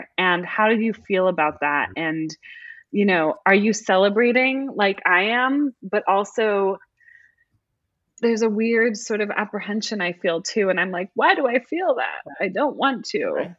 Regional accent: California, United States; I'm from California.

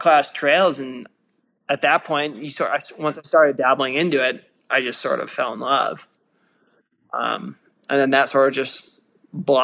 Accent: suburb outside of Boulder, Colorado, United States; I grew up in Colorado, like a suburb outside of Boulder

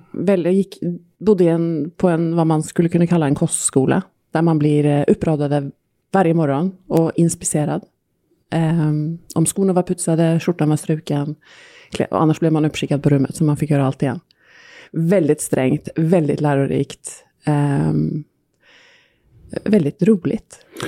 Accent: Norway; Swedish is a second language; moved away; norsk också

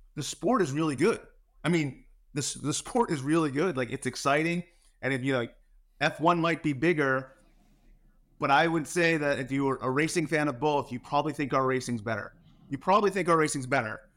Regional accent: New Jersey, United States; moved away; also born or lived in New York; I'm from New Jersey

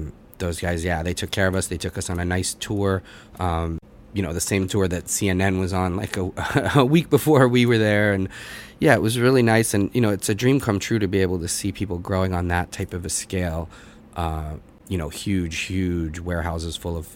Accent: Boston, Massachusetts, United States; moved away as an adult; now in New York, United States; I grew up in the Boston area

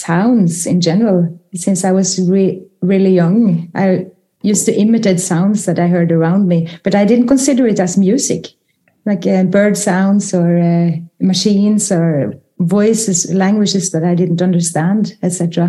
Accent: Norway; growing up in Norway in the 70s

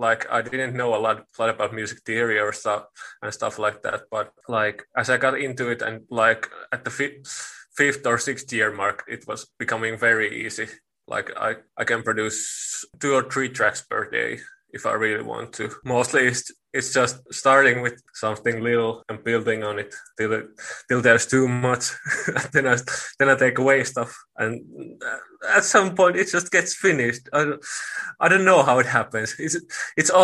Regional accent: Finland; also born or lived in Lahti; I'm from Finland

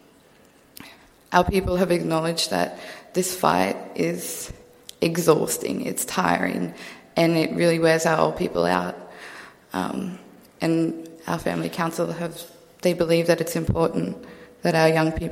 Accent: Central Queensland, Australia; moved away as an adult; I'm from Central Queensland. My whole life I've been raised on country, and it's only now that I'm at university that I live in the city

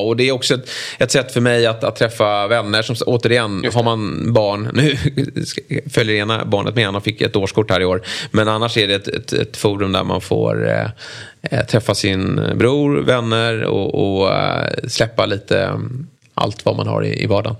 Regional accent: Lidingö, Stockholm County, Sweden; jag var med i Lidinges eh, där jag är uppvuxen

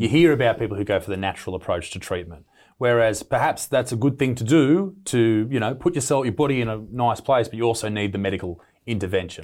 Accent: Newcastle, New South Wales, Australia; my hometown here in Newcastle in Australia

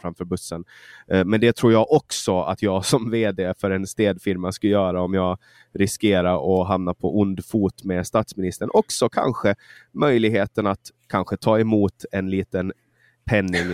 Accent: Mariehamn, Åland Islands; Mariehamn, min hemstad

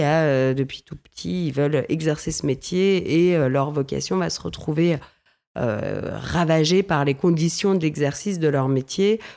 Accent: Villefranche-sur-Saône, Auvergne-Rhône-Alpes, France; j'ai grandi dans le Beaujolais, dans une ville qui s'appelle Villefranche-sur-Saône, juste avant Lyon

